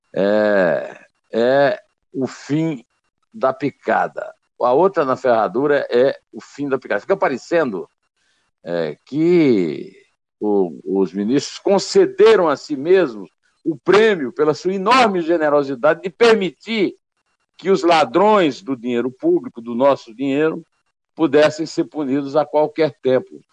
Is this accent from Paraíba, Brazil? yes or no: yes; Campina Grande, Paraíba, Brazil; sacudiu a minha adolescência em Campina Grande há 50 anos